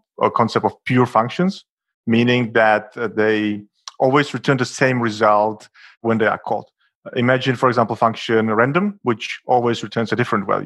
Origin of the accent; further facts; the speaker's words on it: Czechia; now in Berlin, Germany; I am a developer based in Berlin, Germany. Originally, I'm from the Czech Republic, which is a neighborhood country.